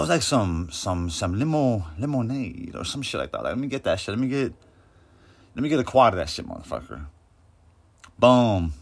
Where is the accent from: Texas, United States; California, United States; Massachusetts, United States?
California, United States; Coachella; I'm from Coachella